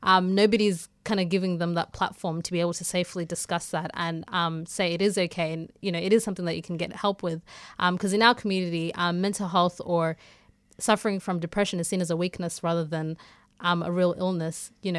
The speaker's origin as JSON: {"language": "English", "country": "South Africa", "moved": "yes", "said": "So basically, I came from South Africa in 2002 with my parents. And coming here, I would say probably was kind of an awakening. I was kind of oblivious to what was going on around me because, A, I was in my home country."}